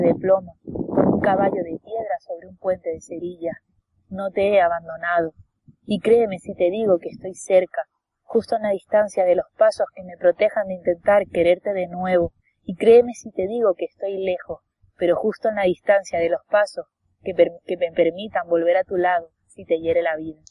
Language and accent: Spanish; Canary Islands, Spain; soy muy canaria